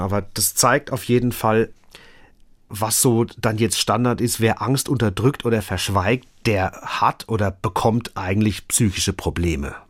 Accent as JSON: {"language": "German", "country": "Germany", "said": "bei uns in Deutschland"}